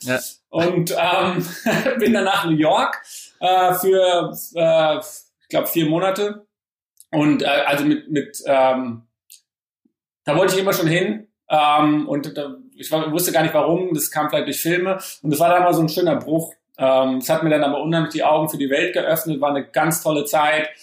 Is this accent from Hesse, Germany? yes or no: yes; Frankfurt, Hesse, Germany; also born or lived in Oldenburg; Ich bin geboren in Oldenburg und ähm, meine Familie kommt aus Berlin, also eher so aus dem Norden. Und ähm, ja, bin aber dann in Frankfurt okay. Äh, später groß geworden